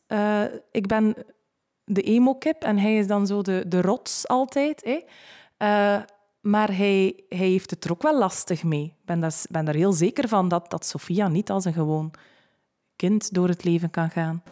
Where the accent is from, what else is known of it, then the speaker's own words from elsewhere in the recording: West Flanders, Belgium; bij ons in West-Vlaanderen